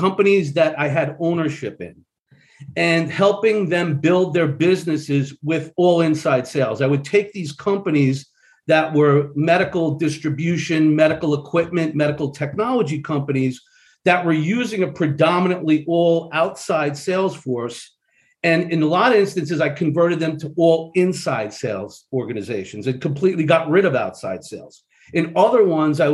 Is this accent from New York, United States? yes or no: yes; Long Island, New York, United States; moved away; I was brought up in Long Island, New York.